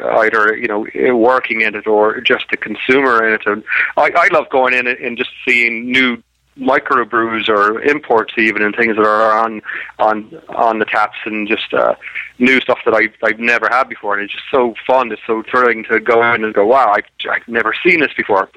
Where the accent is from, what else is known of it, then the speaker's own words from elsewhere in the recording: Ireland; From the south. So I'm actually far more interested in rugby than I am in soccer.